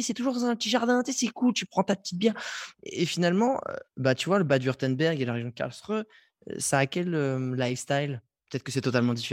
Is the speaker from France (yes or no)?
yes; Strasbourg, Grand Est, France; Mais je suis un Strasbourgeois. J'ai écumé tous les bars de Strasbourg.